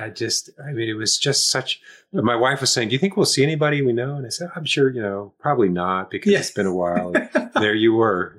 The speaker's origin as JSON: {"language": "English", "region": "Oklahoma", "country": "United States", "tie": "born or raised there", "also_born_or_lived": "Michigan", "moved": "yes", "lives_now": "Los Angeles, United States", "said": "up in Oklahoma"}